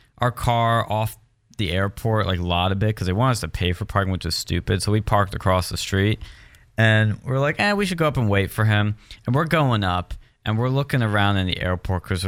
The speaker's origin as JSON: {"language": "English", "town": "West Chester", "region": "Pennsylvania", "country": "United States", "said": "I'm from Westchester, PA"}